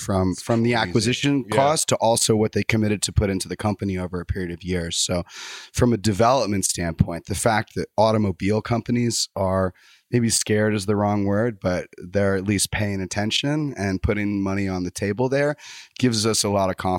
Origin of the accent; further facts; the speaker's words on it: Texas, United States; I'm from Texas.